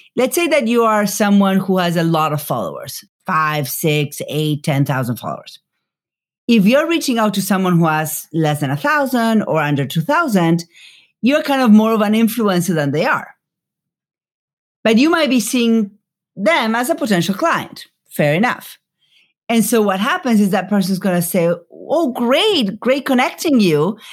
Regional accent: Buenos Aires, Argentina; moved away as an adult; now in United States; I grew up in Buenos Aires

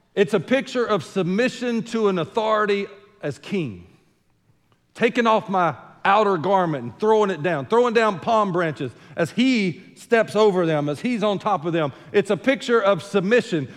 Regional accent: United States; I'm American true and true and through and through

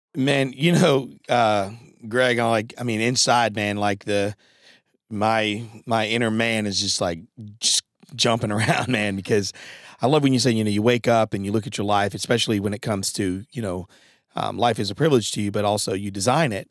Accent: Norwich, Connecticut, United States; also born or lived in New London, Connecticut; I was born in New London, Connecticut, and, um, and my mom eventually moved us to Norwich, Connecticut

